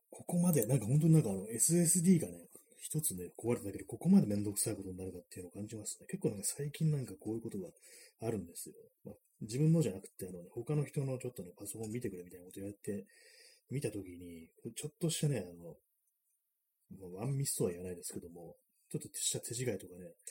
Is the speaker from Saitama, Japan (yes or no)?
no; Tokyo, Japan; 私はまあちょっと東京生まれ